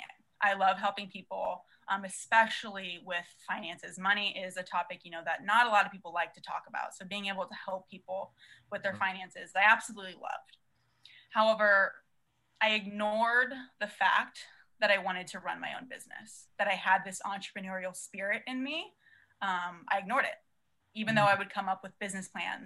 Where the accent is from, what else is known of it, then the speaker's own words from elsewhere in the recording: San Diego, California, United States; I'm from San Diego, born and raised, and went to SDSU